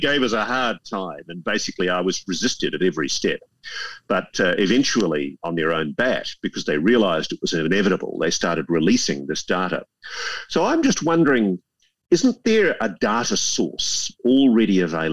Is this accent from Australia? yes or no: yes; Australia; as an Australian